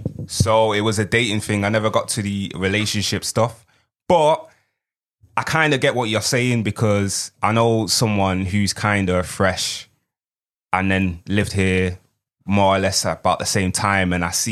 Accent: Nigeria; I'm from Nigeria.

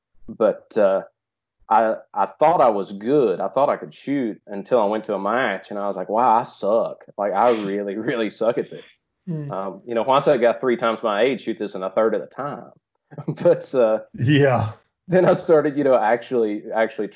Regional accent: East Tennessee, United States; from East Tennessee

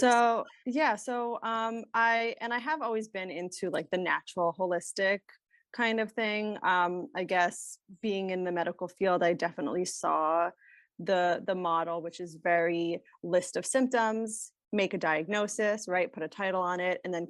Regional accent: Rockland County, New York, United States; I grew up in kind of upstate New York, Rockland County, um, near New Jersey

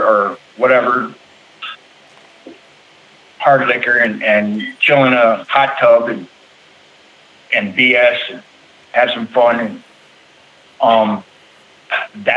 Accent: Bloomington, Minnesota, United States; I'm from Bloomington, Minnesota

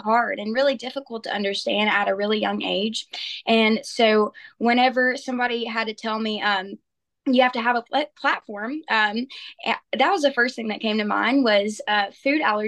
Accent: Olive Branch, Mississippi, United States; I am from Olive Branch, Mississippi

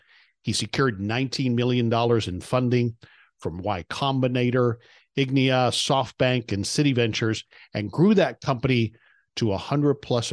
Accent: Hialeah, Florida, United States; I grew up in Hialeah

